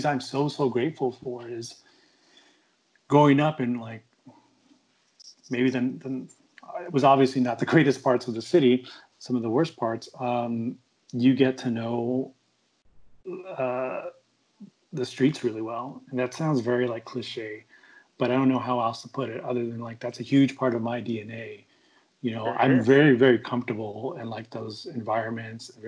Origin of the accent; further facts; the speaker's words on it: Long Beach, California, United States; now in Phoenix, United States; growing up in the LBC